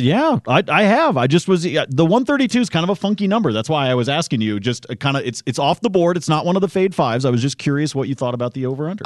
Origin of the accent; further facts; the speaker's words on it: Oregon, United States; I grew up in Oregon